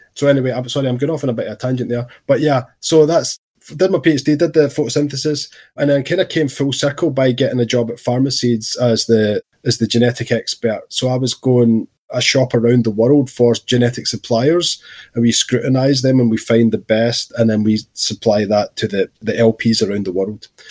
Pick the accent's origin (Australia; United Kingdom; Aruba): United Kingdom; Scotland; growing up in Scotland in my teens.